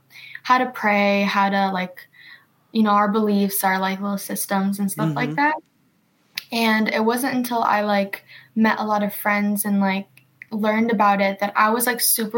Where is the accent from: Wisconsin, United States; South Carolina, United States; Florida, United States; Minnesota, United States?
Wisconsin, United States; also born or lived in Macedonia / Ripon, Wisconsin / Lodi, Wisconsin; family did come from there, and they were, like, first generation kind of coming to America. And we landed in Wisconsin, specifically in Ripon, which is about like an hour or so away by Oshkosh.